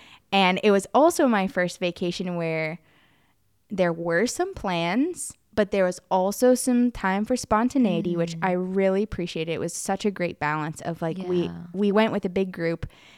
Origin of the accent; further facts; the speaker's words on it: United States; I know people don't believe me because I'm from America.